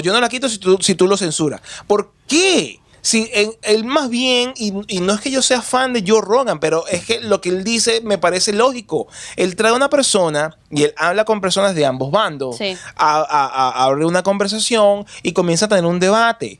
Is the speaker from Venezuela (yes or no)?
yes; Venezuela; mi país